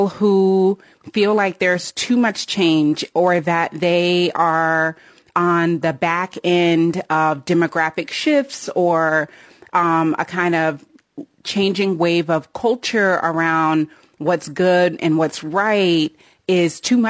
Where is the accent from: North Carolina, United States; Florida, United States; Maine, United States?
North Carolina, United States; also born or lived in Massachusetts / Ohio / Texas; I'm from North Carolina, more or less, and I've lived in a lot of different states. I've lived in Massachusetts and the Berkshires. I've lived in Ohio. I've lived in Texas.